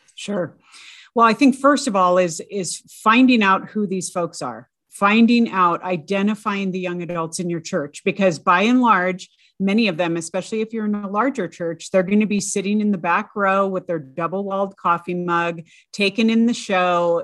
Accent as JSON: {"language": "English", "region": "California", "country": "United States", "tie": "born or raised there", "said": "I grew up in the California public schools"}